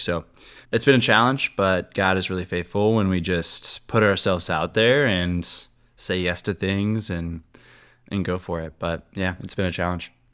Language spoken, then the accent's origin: English; Cincinnati, Ohio, United States; moved away as an adult; now in Charlotte, United States; I'm from Cincinnati